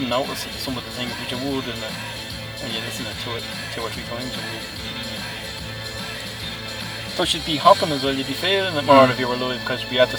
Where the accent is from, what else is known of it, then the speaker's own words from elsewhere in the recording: Ireland; We're fucking Irish.